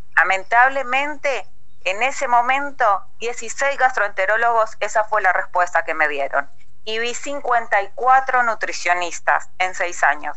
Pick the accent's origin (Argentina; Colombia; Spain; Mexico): Colombia; moved away; yo soy colombiana